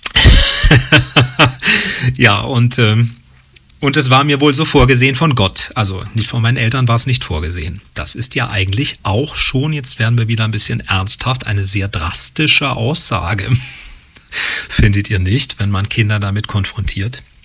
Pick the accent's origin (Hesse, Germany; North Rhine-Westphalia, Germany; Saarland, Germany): Hesse, Germany; Usingen; bin ich in einem kleinen Ort in Hessen groß geworden, in Usingen